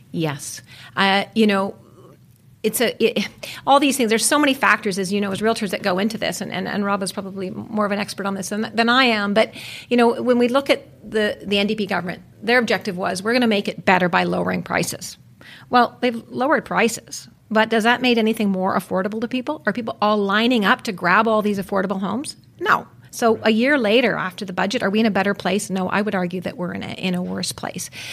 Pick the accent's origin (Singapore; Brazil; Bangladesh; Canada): Canada; West Vancouver, British Columbia; I was born in Vancouver. I was actually raised on the North Shore in West Vancouver